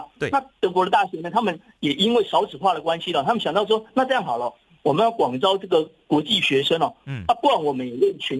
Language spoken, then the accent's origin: Chinese; Taiwan; 根据我们台湾人很哈这个百灵油哈